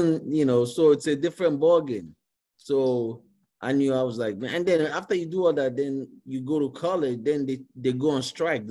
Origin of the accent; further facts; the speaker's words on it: Nigeria; moved away as an adult; now in United States; growing up in Nigeria, you know, going to school and everything.